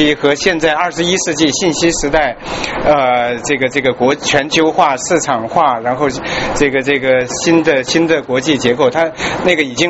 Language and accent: Chinese; China; 我们作为中中国人，作为华人，我们希望这个这个呃这一次历史的大呃大关头